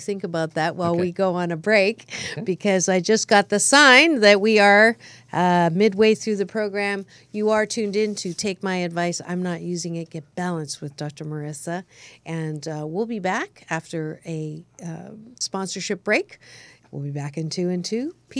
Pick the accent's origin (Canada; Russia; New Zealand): Canada; born there; Yes, I was born in Canada